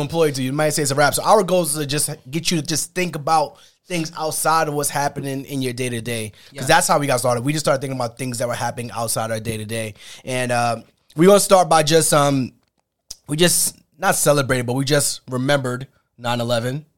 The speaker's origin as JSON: {"language": "English", "region": "New York", "country": "United States", "tie": "born or raised there", "said": "growing up in New York"}